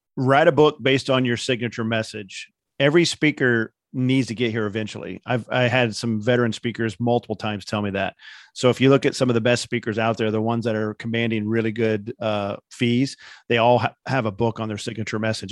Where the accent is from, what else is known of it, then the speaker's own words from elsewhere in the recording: Indiana, United States; I'm from Indiana